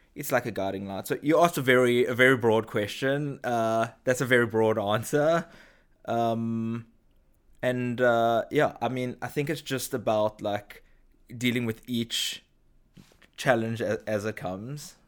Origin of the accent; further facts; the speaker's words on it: South Africa; moved away as an adult; now in Israel; grew up in South Africa, moved to Israel, uh, when I was in my early twenties